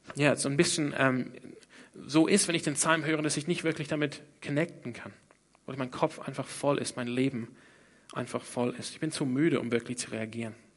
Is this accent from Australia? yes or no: yes; Australia; German is a second language; moved away; Ich komme ursprünglich aus Australien. Deshalb kann ich auch einigermaßen Deutsch sprechen. Nee, fast nicht